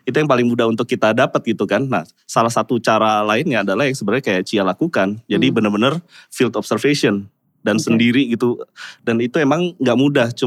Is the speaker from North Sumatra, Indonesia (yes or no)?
no; South Jakarta, Jakarta, Indonesia; pasti kan gue lahir di Jaksel, gue uh, gede di Jaksel maunya juga menua di Jaksel gitu ya